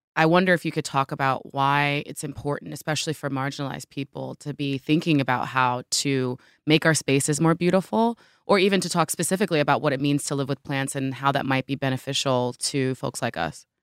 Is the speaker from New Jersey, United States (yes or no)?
yes; New Jersey, United States; I grew up in Jersey